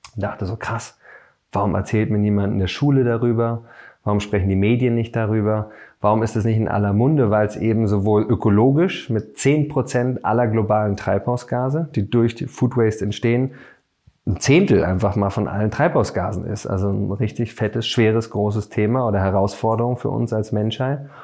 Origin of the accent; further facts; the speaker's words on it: Berlin, Germany; bin Berliner